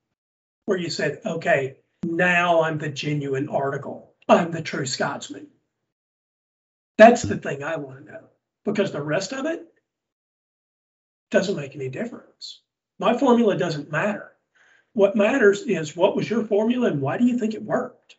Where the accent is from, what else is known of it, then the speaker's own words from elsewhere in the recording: Southern United States, United States; accent: Southern; my Southern accent's pretty thick